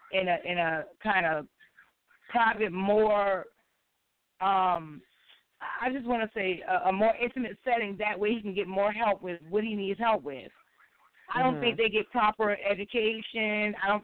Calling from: Beaufort, South Carolina, United States; I'm calling from Beaufort, South Carolina.

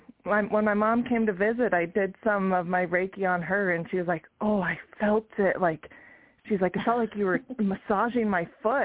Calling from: Yakima, Washington, United States; I'm calling from Yakima, Washington.

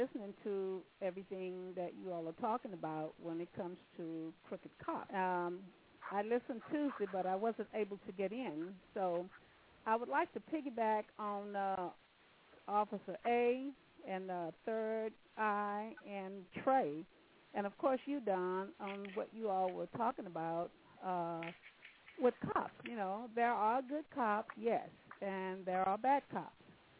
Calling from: California, United States; Hi, I'm calling from California.

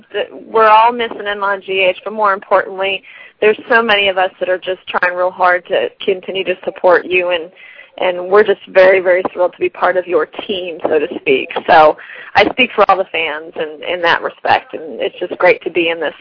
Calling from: North Carolina, United States; I live in North Carolina in the Raleigh-Durham area.

